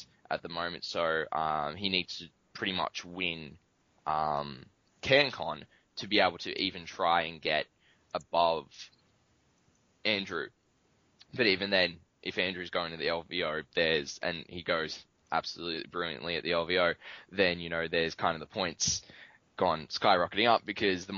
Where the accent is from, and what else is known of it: Australia